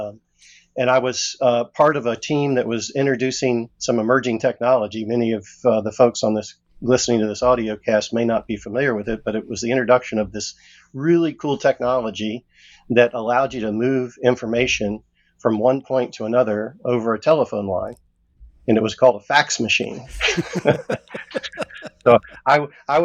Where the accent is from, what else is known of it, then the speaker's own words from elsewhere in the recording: Jacksonville, Florida, United States; I grew up in a rural area in Florida, Jacksonville, Florida.